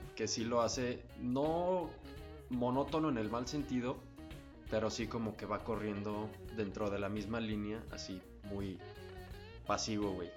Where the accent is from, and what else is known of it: Mexico